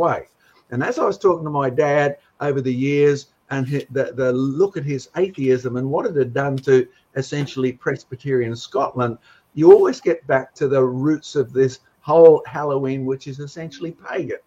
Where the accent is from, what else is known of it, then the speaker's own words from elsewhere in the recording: Australia; I'm an Aussie as well as a Scots roots